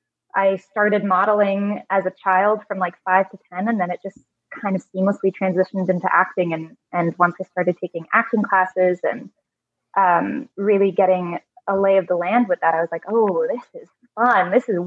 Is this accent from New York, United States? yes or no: yes; New York, United States; I was born and raised in New York. The living room that I am speaking from is actually the living room that I was born and raised in. My mom grew up in this building. So three generations of my family have lived here.